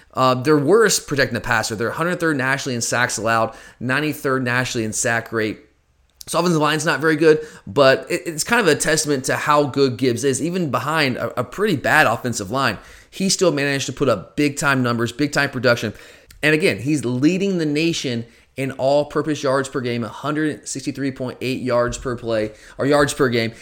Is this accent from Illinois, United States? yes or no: no; Gwinnett County, Georgia, United States; I grew up in Gwinnett County